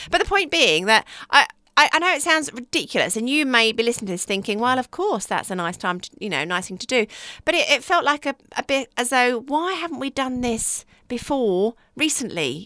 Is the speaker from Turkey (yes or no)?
no; United Kingdom; we're British